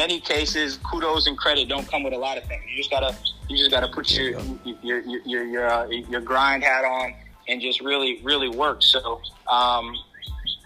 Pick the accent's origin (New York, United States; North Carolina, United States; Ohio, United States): New York, United States; Albany; I'm from Albany, New York